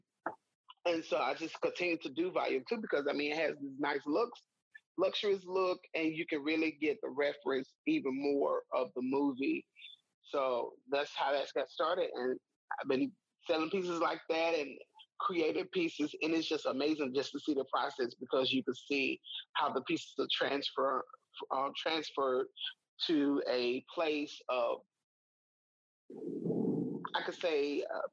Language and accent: English; Mississippi, United States; I'm from Mississippi and that I live here in Mississippi